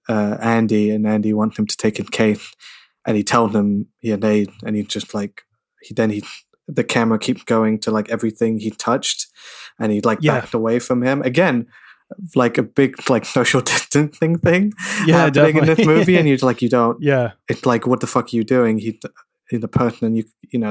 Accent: London, United Kingdom; Born and raised in London

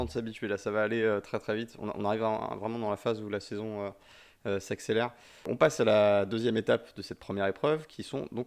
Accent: Brittany, France; moi je suis breton

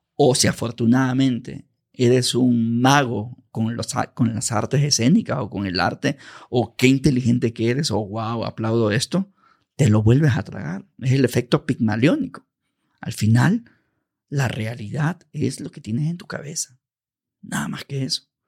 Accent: Ecuador; de pequeño, barrio marginal, yo soy ecuatoriano

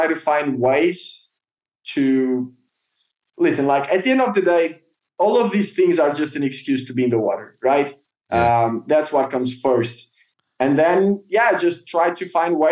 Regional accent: Portugal; I grew up in Portugal, diving close to Lisbon in cold water, bad visibility, small fish

